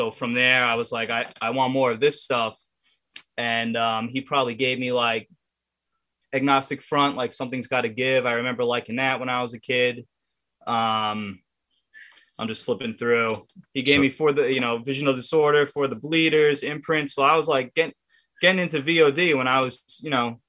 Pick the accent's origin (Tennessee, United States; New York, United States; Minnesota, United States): New York, United States; Merrick; I grew up in Merrick. I'm from Long Island.